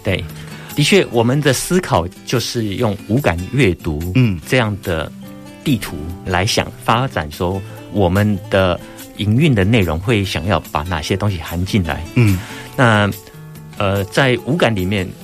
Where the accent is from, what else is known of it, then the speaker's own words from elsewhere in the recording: Hsinchu, Hsinchu City, Taiwan; moved away as an adult; 我本身是新竹人，啊。我从小就在新竹长大的